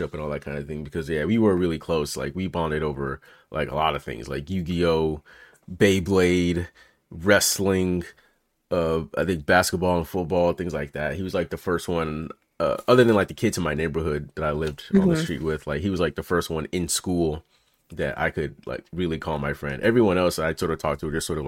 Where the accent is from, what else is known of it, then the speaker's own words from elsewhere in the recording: Memphis, Tennessee, United States; now in California, United States; when I grew up in Memphis